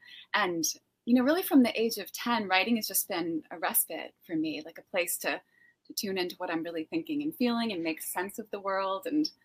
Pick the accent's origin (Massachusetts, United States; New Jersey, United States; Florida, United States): Massachusetts, United States; North of Boston.